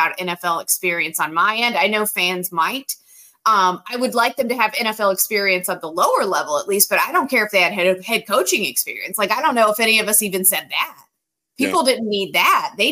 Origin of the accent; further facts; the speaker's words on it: Greensboro, North Carolina, United States; I'm from Greensboro, so always glad to be on in the hometown